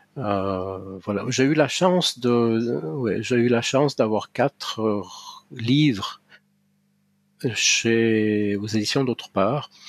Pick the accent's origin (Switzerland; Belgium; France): Switzerland; Valais; mes racines culturelles sont ici.